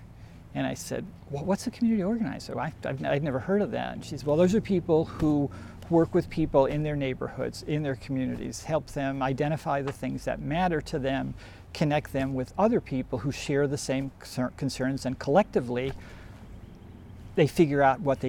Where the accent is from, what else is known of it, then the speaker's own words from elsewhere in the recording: Long Island, New York, United States; I grew up on Long Island